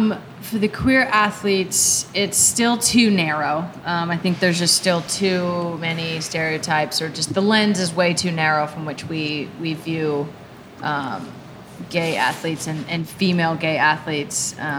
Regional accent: California, United States; I'm from California and spent a lot of time in Southern California and San Diego.

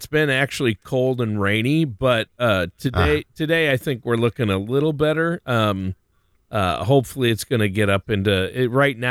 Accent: Stillwater, Minnesota, United States; My hometown is Stillwater, Minnesota.

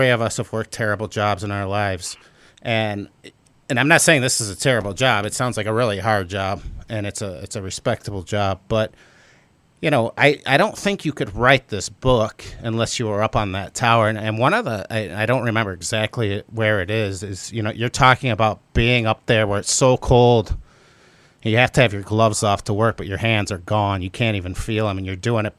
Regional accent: Michigan, United States; I'm from Michigan

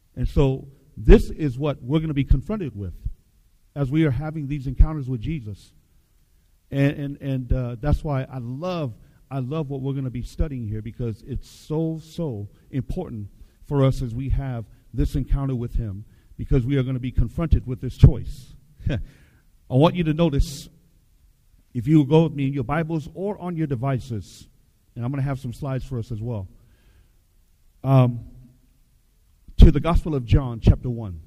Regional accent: Seattle, Washington, United States; I grew up in Seattle

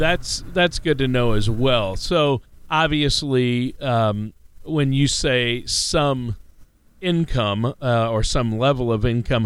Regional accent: Minnesota, United States; Of course, Minnesota, my home state's in there.

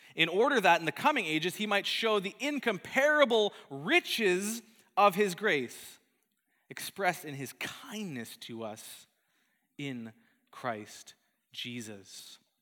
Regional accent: Calgary, Alberta, Canada; moved away; my hometown of Calgary in, in Alberta

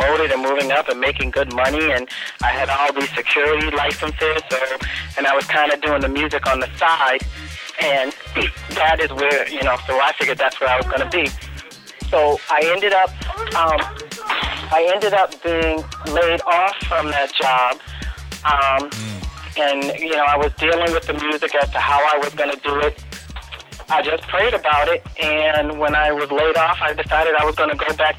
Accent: Hartford, Connecticut, United States; I am from Hartford, Connecticut

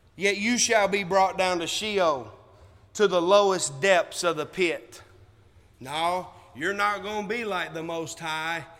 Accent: United States; we are American

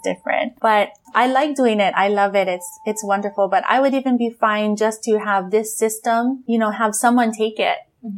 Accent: Hawaii, United States; here in Hawaii

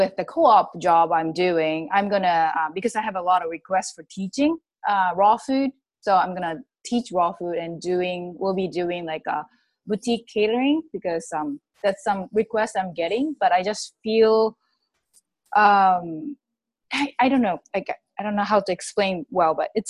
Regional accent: Japan; moved away as an adult; now in United States; I'm originally from Japan

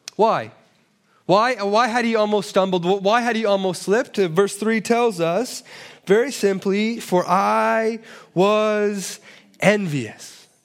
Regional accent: Toronto, Ontario, Canada; I'm from Toronto, and so we call it a cottage, uh, there, but apparently it's a cabin here

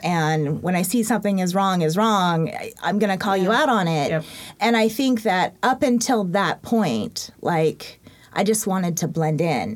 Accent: Yakima, Washington, United States; also born or lived in Korea; I moved to Yakima when I was two ish

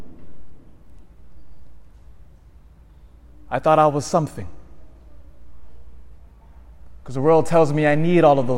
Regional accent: Elk Grove, United States; I grew up in Elk Grove

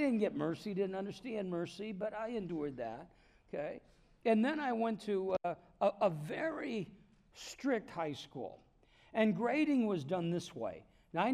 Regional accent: Davenport, Iowa, United States; moved away; I'm from Davenport, Iowa

